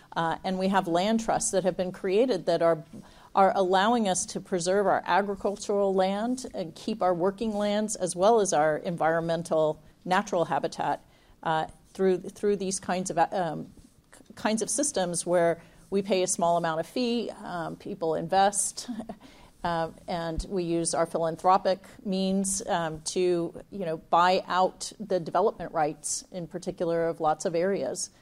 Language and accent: English; Texas, United States; now in California, United States; We're both from Texas originally